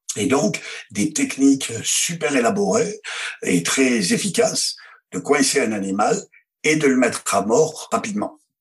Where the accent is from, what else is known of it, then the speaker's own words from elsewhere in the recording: France; chez nous, en France